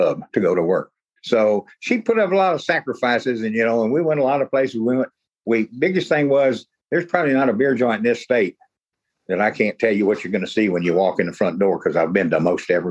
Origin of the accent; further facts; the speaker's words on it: Galveston County, Texas, United States; I was also on the board of directors for the Galveston County Fair and Rodeo, which is my hometown